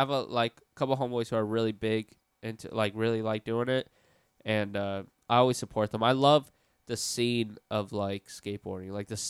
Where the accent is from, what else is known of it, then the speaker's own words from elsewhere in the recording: Orlando, Florida, United States; Born and raised in Orlando. Which area? East Side, like off Dean Road.